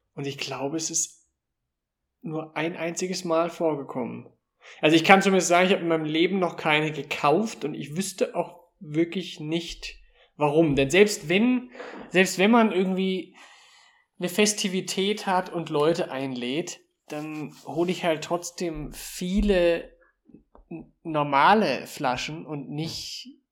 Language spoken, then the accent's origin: German; Germany; born or raised there; now in Austria